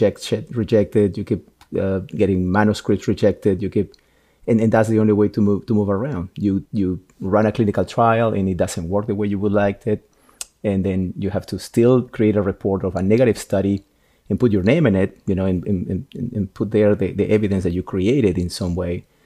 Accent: Peru; moved away; I'm Peruvian. I was born in Peru

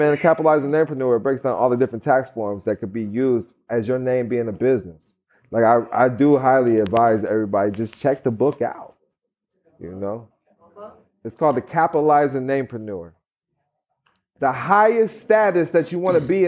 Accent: Missouri, United States; I grew up in Missouri.

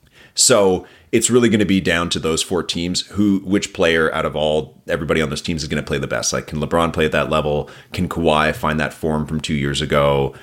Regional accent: Toronto, Ontario, Canada; I grew up downtown Toronto, so I'm a Raptors fan

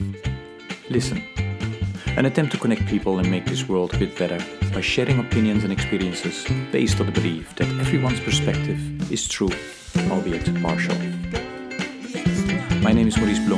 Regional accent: Netherlands; I'm coming from the Netherlands

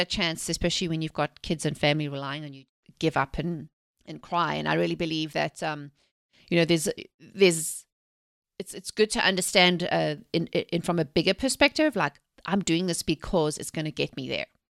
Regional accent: South Africa; moved away; I'm originally from South Africa. I was born and raised there, actually during the apartheid eras

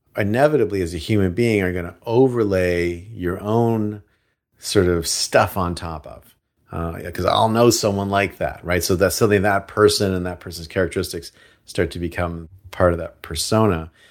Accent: Seattle, Washington, United States; moved away; I came from Seattle.

